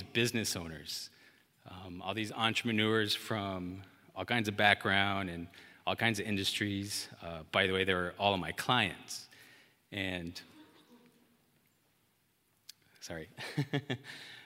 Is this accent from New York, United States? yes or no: no; Amarillo, Texas, United States; moved away as an adult; also born or lived in Dallas, Texas; I had just left my hometown, born and raised Amarillo, Texas, to move to the city of Dallas